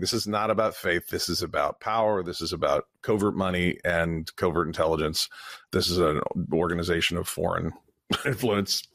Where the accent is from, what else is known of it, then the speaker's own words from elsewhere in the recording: Vermont, United States; I'm from Vermont